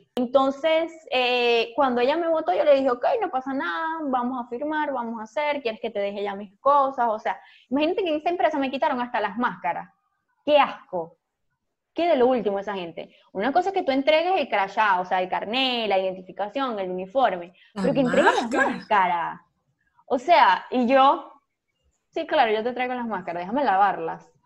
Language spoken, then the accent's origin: Spanish; Venezuela; moved away; La gente cuando descubría mi, acento, entonces me preguntaba de dónde eres, y cuando le decía Venezuela